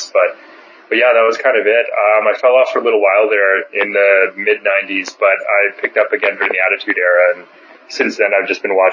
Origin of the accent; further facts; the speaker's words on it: Canada; I'm from Bizarro Land, as we know in the wrestling world. So the, I'm a damn dirty Canadian.